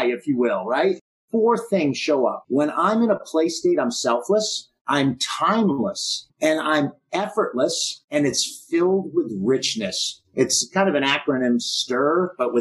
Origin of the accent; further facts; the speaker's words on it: Boston, Massachusetts, United States; I grew up in Boston.